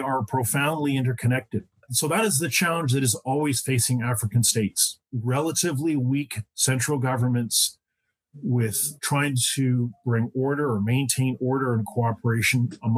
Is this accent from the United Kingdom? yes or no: no; Canada; also born or lived in Quebec / central Ontario; I'm a Canadian, and I've spent part of my life in Quebec, which is the French-speaking part of Canada, and part of my life in central Ontario.